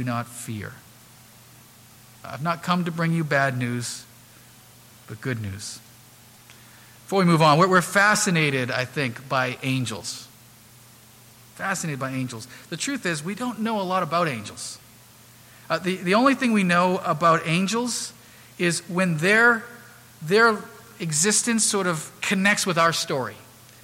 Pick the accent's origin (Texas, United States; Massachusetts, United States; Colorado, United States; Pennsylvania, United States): Massachusetts, United States; Haverhill; I grew up on the Haverhill side